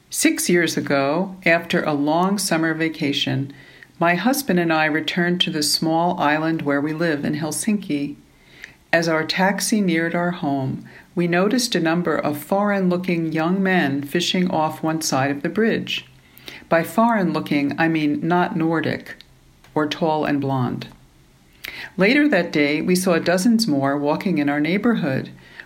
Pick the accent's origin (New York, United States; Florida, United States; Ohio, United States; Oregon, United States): New York, United States; moved away as an adult; now in Finland; I grew up in New York, where my mother taught me to play piano at a young age.